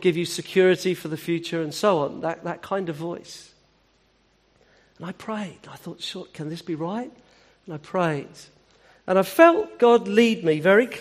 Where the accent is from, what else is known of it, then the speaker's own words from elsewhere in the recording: Hampshire, South East England, United Kingdom; I'm from Hampshire.